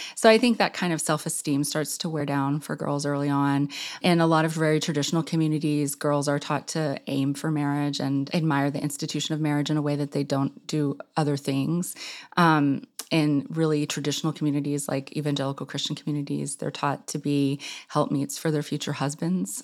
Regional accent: Clinton, Arkansas, United States; moved away as an adult; my hometown, Clinton, Arkansas, which is on the southern edge of the Ozarks

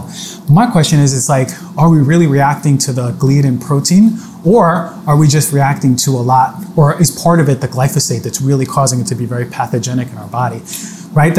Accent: New York, United States; I'm a New Yorker

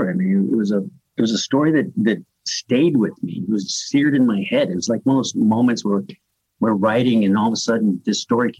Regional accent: La Mesa, California, United States; I grew up in La Mesa, Barrio La Mesa.

